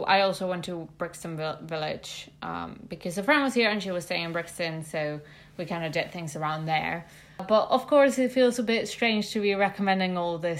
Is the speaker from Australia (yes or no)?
no; Mexico City, Mexico; I'm from Mexico City.